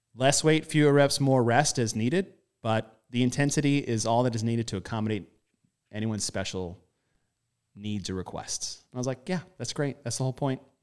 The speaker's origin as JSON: {"language": "English", "country": "United States", "said": "I am American"}